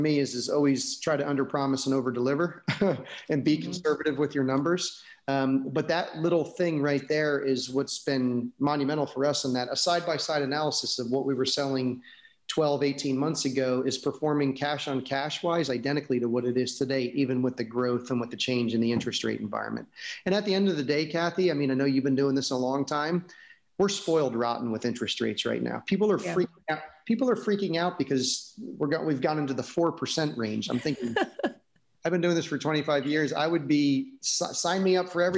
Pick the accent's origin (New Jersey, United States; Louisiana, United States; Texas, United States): New Jersey, United States; also born or lived in California / New York; now in Florida, United States; I grew up in New Jersey